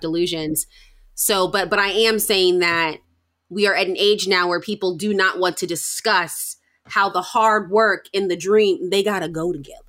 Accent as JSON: {"language": "English", "country": "United States", "said": "a Black American person"}